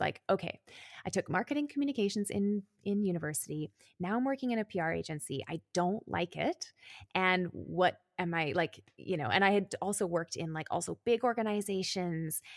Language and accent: English; Calgary, Alberta, Canada; moved away as an adult; now in Berlin, Germany; I grew up in Canada. I am Canadian. I was in Calgary, which is a city in Alberta